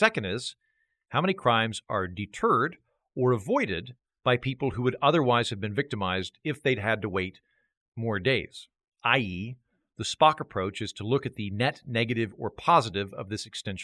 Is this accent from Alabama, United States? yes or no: no; Oklahoma, United States; now in Austin, United States; I'm from Oklahoma